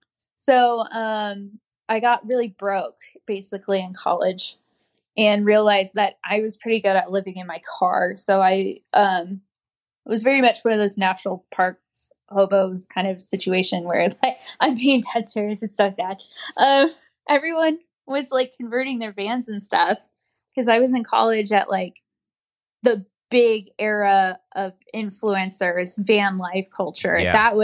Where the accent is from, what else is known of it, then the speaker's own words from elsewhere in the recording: Fort Hood, Texas, United States; So I was actually born in Texas. I was born on Fort Hood.